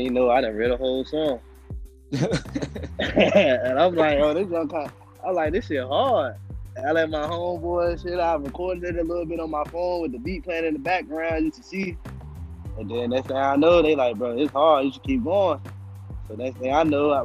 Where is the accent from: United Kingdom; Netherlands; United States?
United States; Henderson, North Carolina; moved away as an adult; now in Greensboro, United States; I'm from Henderson, North Carolina, the 25, but I'm out here in Greensboro right now